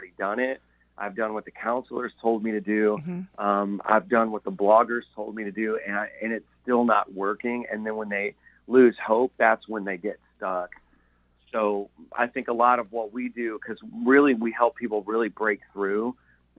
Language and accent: English; Indiana, United States; moved away as an adult; now in New York City, United States; We're from Indiana, so I always tell everyone we're half hillbilly. we're just simple people from, you know, there were cornfields in our neighborhood